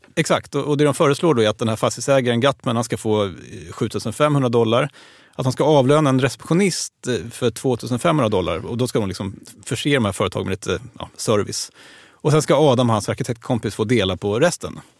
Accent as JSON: {"language": "Swedish", "country": "Sweden", "said": "vi svenskar"}